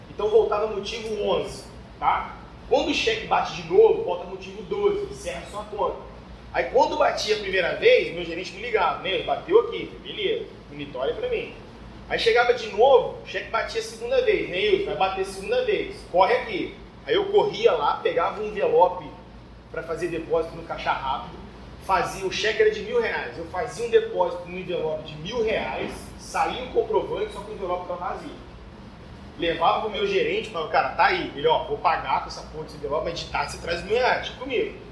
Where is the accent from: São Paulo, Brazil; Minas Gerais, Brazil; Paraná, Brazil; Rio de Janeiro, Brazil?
São Paulo, Brazil; Santos; moved away; Santos é minha cidade natal.